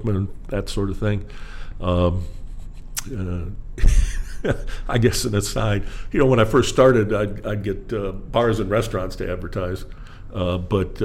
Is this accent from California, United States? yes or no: no; Milwaukee, Wisconsin, United States; moved away as an adult; also born or lived in Jacksonville, Florida / Spartanburg, South Carolina; now in South Carolina, United States; I grew up in Wisconsin in Milwaukee, yep. I was just a kid there. South side of Milwaukee.